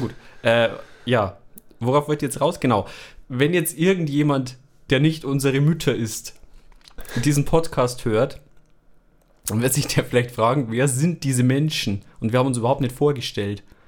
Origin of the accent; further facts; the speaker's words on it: Bavaria, Germany; bei uns in Bayern